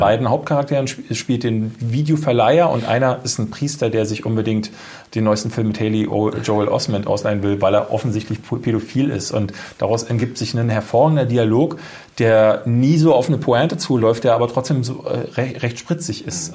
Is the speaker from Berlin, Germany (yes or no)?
yes; Berlin, Germany; Ich komme ja aus der Ecke